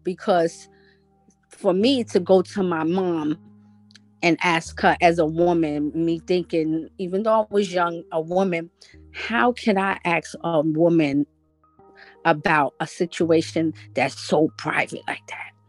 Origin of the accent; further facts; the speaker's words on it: New York City, New York, United States; I grew up in Brooklyn